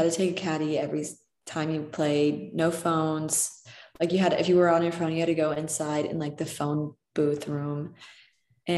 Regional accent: Chicago, Illinois, United States; also born or lived in West Virginia; I grew up in Chicago

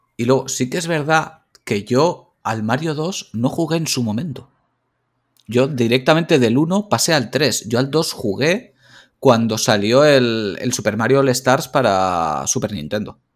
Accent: Valencia, Valencian Community, Spain; yo soy de Valencia

